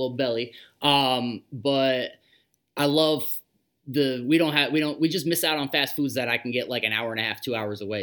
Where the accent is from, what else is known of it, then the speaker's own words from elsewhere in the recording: Albany, New York, United States; I'm from Albany, New York. It's the capital of New York, but there's nothing here